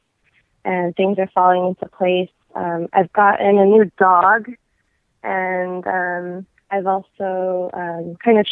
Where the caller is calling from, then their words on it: California, United States; I'm calling from California